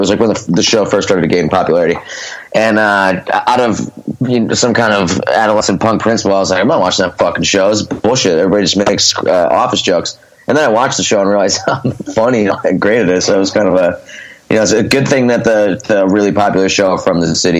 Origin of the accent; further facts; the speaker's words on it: Scranton, Pennsylvania, United States; now in Philadelphia, United States; Both my parents are from Scranton, so they moved back to Scranton. I was raised in Scranton.